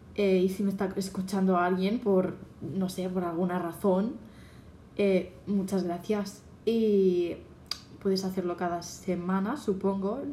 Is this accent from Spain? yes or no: yes; Catalonia, Spain; soy catalana, bueno, en Cataluña